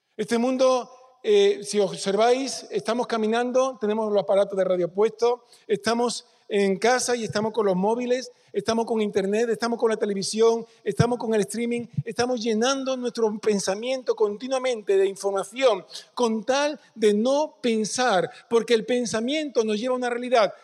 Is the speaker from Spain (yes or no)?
yes; Peñarroya-Pueblonuevo, Andalusia, Spain; Yo soy cordobés. Nací en Peñarroya. Sé mi lugar de origen